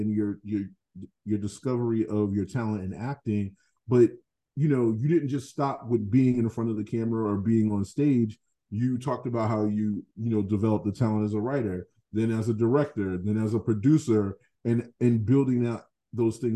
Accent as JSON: {"language": "English", "town": "Boston", "region": "Massachusetts", "country": "United States", "tie": "born or raised there", "said": "I grew up in Fields Corner"}